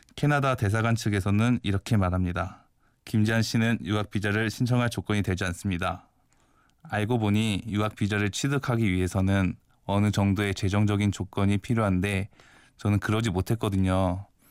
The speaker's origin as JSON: {"language": "Korean", "region": "Incheon", "country": "South Korea", "tie": "born or raised there", "also_born_or_lived": "Seoul", "moved": "as an adult", "lives_now": "Geoje, South Korea", "said": "저는 서울에서 태어났고 학교 다닐 때는 인천에서 살았어요"}